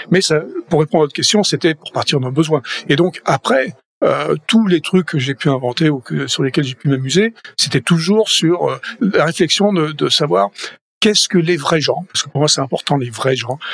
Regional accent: Toulouse, Occitania, France; moved away as an adult; also born or lived in Paris, France / Boston, United States; now in California, United States; Je suis toulousain

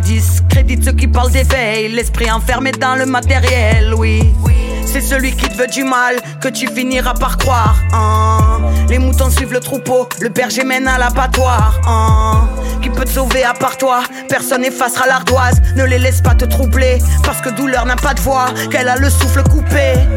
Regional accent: Marseille, Provence-Alpes-Côte d'Azur, France; j'ai grandi à Marseille

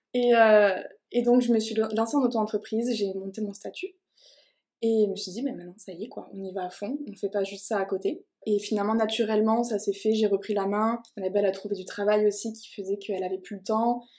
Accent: Toulouse, Occitania, France; je suis originaire de Toulouse

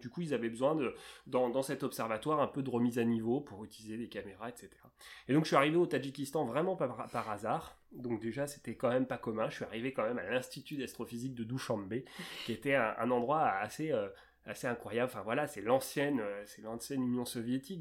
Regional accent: Seine-et-Marne, Île-de-France, France; j'ai grandi dans un, en Seine-et-Marne

